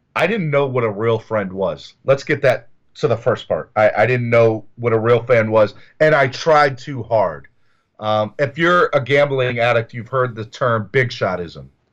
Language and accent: English; the South, United States; I grew up in the South